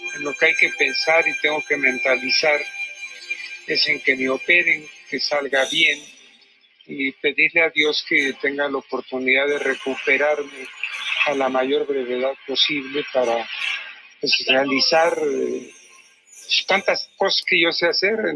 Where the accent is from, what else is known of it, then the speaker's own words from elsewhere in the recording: Mexico; Los mexicanos, si no tuviéramos fe en la Virgen de Guadalupe